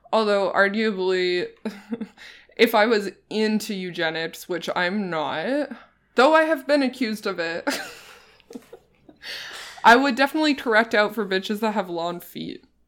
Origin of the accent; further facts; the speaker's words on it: East Coast, Canada; moved away as an adult; also born or lived in Halifax, Nova Scotia; now in Toronto, Canada; I'm from the East Coast. I lived in Halifax for a long time.